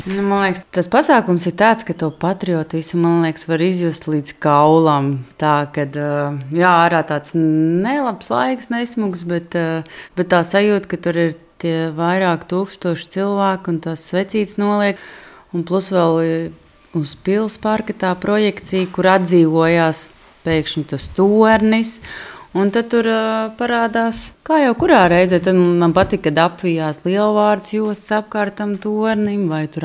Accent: Latvia; Jā, es esmu latvietis.

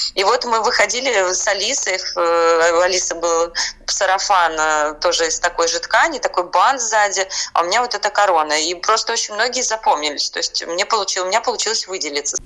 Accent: Estonia; now in Saint Petersburg, Russia; я родилась э, в Эстонии

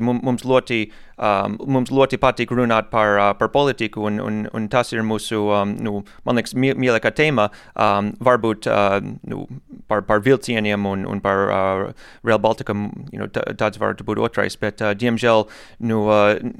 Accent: United States; Latvian is a second language; moved away as an adult; now in Jelgava, Latvia; oriģināli es esmu no Amerikas

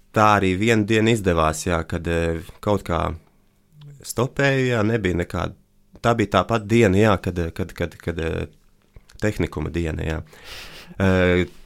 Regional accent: Riga, Latvia; es no Latvijas, Rīgas

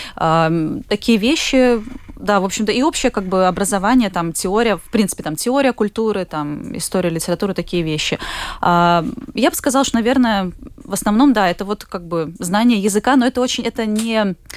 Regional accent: Jelgava, Latvia; also born or lived in Plymouth; now in Riga, Latvia; я вообще сама из Елгавы, у меня родители в Елгаве тоже живут

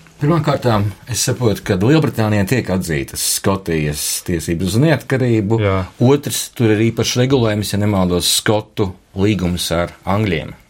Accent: Latvia; kā latvietim

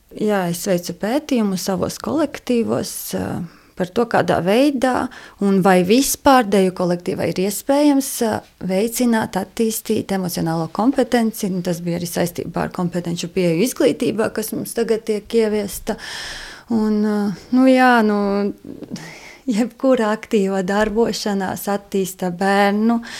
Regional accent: Latvia; Mēs esam latvieši, mēs uh, ar savu darbu, ar savām jūtām, ar savu sirdi esam latvieši

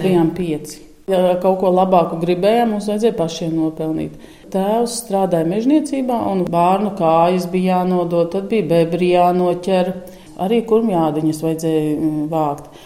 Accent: Sniķere, Auce Municipality, Latvia; now in Īle, Latvia; es esmu dzimusi Sniķerē, ir tāda vieta

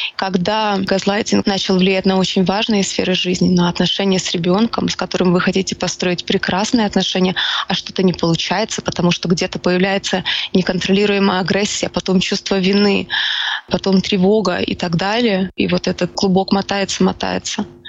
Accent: Ukraine; Я украинка

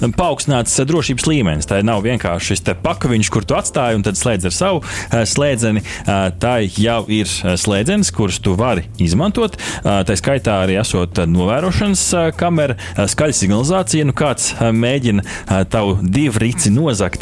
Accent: Sigulda, Sigulda Municipality, Latvia; es dzimu Siguldā

